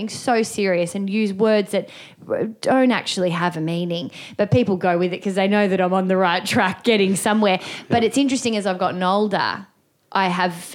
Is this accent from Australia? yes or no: yes; Melbourne, Victoria, Australia; I grew up in the western suburbs of Melbourne.